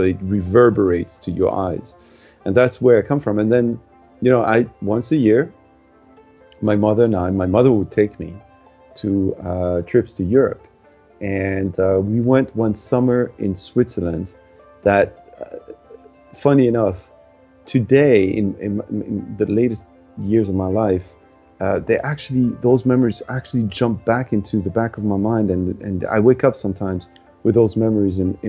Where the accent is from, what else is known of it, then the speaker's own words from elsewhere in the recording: Tunisia; moved away; when I was growing up in Tunisia